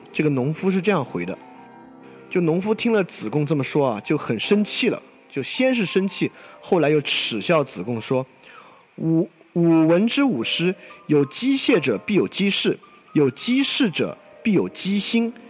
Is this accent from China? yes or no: yes; China; 作为一个中国人